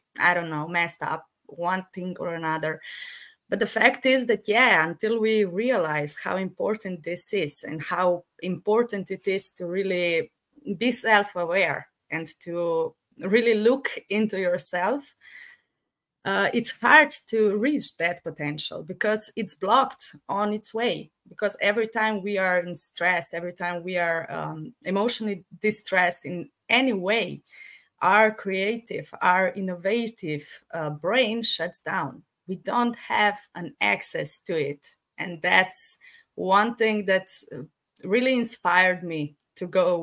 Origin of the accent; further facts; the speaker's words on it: Kranj, Upper Carniola, Slovenia; I'm from Slovenia